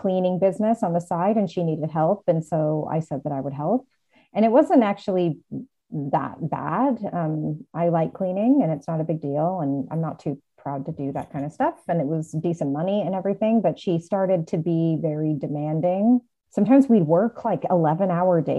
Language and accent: English; United States; I'm American